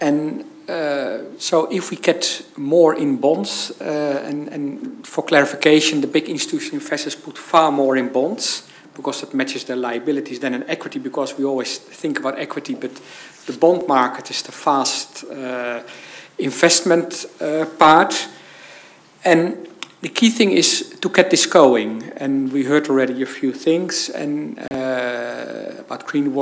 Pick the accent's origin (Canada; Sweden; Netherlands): Netherlands; I'm from the Netherlands, the country of the big pension funds